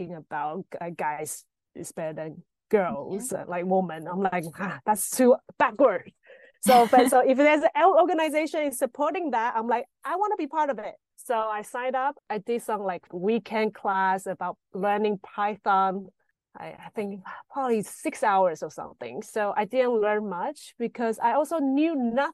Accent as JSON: {"language": "English", "country": "Taiwan", "moved": "as an adult", "lives_now": "Berlin, Germany", "said": "I'm from Taiwan."}